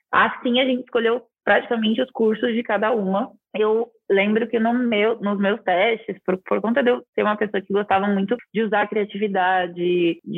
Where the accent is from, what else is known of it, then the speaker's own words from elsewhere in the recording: Araraquara, São Paulo, Brazil; Eu eu nasci em Araraquara, que é uma cidade que, se você for parar para ver os índices e a qualidade de vida, estão muito fora do Brasil, né?